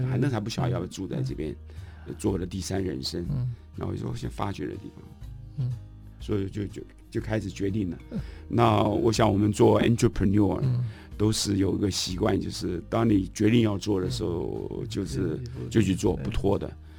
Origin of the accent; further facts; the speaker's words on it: Taipei, Taiwan; now in Taitung, Taiwan; 尤其我是外省人，嗯，我们家好羡慕我的同学有阿公阿嬷，羡慕你可以回台东。我那时候没有，都在台北，也没有亲戚朋友